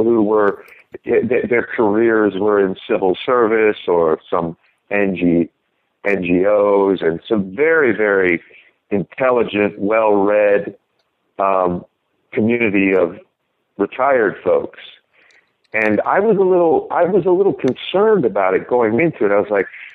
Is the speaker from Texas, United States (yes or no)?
no; Ohio, United States; I grew up in Ohio